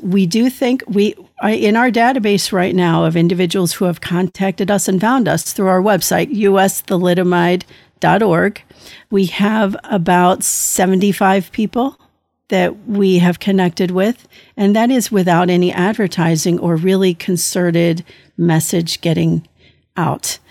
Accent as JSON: {"language": "English", "country": "United States", "said": "I am an American thalidomide survivor"}